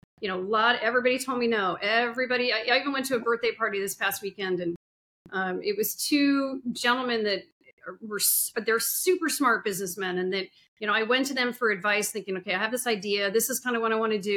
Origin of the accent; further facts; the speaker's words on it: Sun Valley, Idaho, United States; moved away as an adult; now in Indiana, United States; I grew up in Sun Valley, Idaho. I lived there for about 30 some years on and off